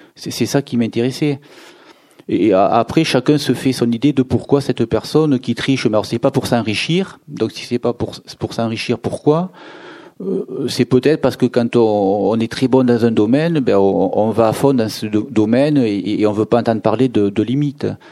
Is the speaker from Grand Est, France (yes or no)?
no; Béziers, Occitania, France; la région où je suis né, je suis né à Béziers